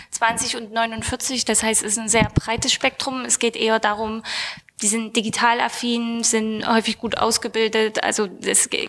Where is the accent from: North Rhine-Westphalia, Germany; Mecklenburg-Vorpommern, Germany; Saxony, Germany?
Saxony, Germany; aber wir kommen ja aus Sachsen, das heißt, das, äh, sind Ostdeutsche.